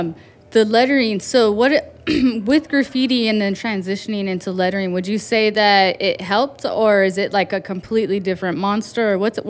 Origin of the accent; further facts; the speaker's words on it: Riverside, California, United States; I grew up in Riverside